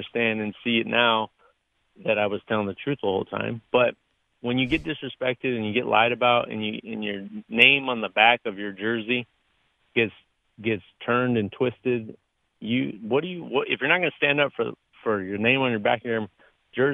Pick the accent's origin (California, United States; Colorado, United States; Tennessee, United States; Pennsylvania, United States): California, United States; Southern; I grew up in Southern California